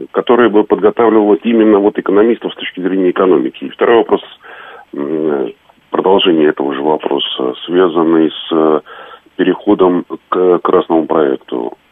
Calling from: Moscow, Russia

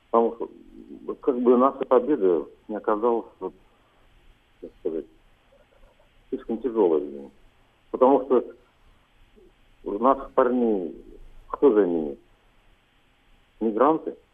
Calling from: Cheboksary, Chuvashia, Russia

